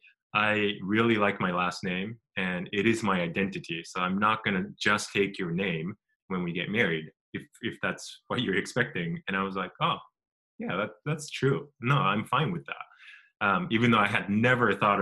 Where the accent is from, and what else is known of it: Japan; moved away; also born or lived in United States